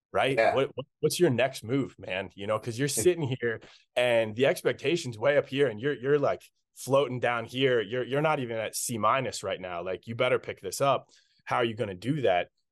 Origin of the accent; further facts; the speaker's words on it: Carlisle, Pennsylvania, United States; my hometown of Carlisle, Pennsylvania